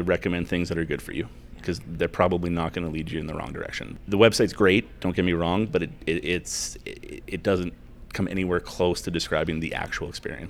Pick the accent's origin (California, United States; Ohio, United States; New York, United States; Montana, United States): Montana, United States; Billings; So even though I'm from Billings, I learned a lot about Billings when I was there with you guys.